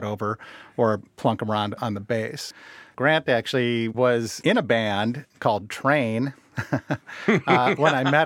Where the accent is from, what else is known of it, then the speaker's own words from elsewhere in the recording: Mendota Heights, Minnesota, United States; also born or lived in Davenport, Iowa / Rock Island, Illinois / Omaha, Nebraska; I grew up in Minnesota. I consider myself a Minnesotan